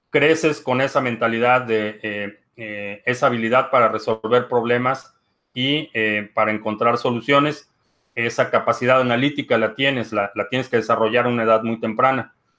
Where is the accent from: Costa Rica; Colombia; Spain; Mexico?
Mexico; now in United States; crecí en México